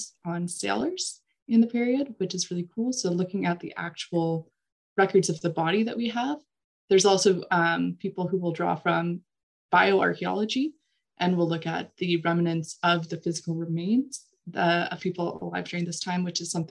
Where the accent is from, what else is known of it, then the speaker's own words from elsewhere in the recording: Saskatchewan, Canada; moved away as an adult; also born or lived in New Brunswick; I'm actually from Saskatchewan originally. I'm a flatlander, as we like to say.